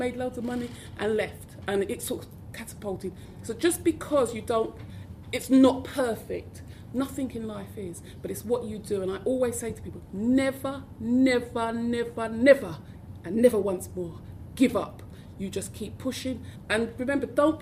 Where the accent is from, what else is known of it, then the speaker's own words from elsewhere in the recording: London, United Kingdom; I didn't speak posh enough because I was from South London